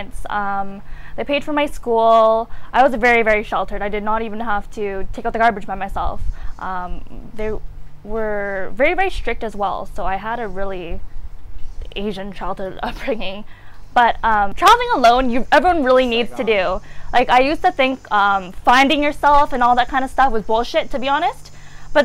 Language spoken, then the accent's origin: English; Vancouver, British Columbia, Canada; Vancouver, Canada.